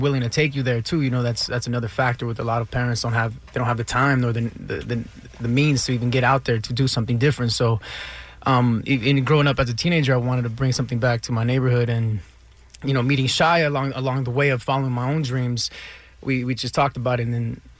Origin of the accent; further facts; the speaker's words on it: Los Angeles, California, United States; I grew up in South Central, so around there, there's no arts program.